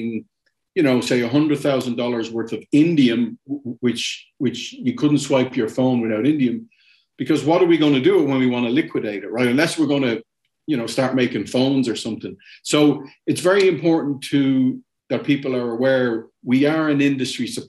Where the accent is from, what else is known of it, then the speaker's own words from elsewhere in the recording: Dublin, Leinster, Ireland; moved away as an adult; also born or lived in Germany / Latin America; I'm from Dublin originally